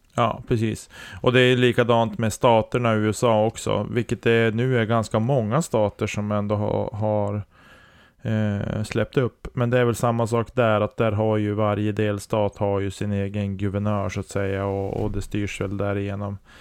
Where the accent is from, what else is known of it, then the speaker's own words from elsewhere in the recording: Storuman, Västerbotten County, Sweden; also born or lived in Sorsele / Holmsund; jag föddes ju i Sorsele och sen flyttade vi till Storuman